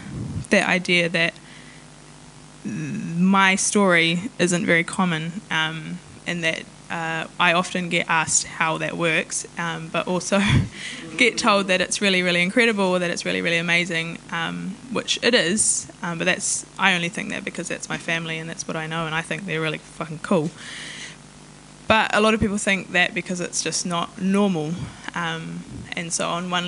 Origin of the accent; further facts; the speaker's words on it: New Zealand; first language Maori; English is a second language; also born or lived in Taranaki; I tipu au I raro I te maru o Maungawhau me Maunga Taranaki he Pākehā ahau and ko te reo Māori tōku reo tuatai